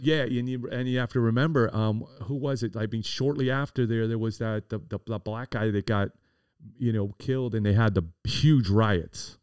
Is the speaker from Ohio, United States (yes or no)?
no; Miami, Florida, United States; also born or lived in Coral Gables; I was born and raised in Coconut Grove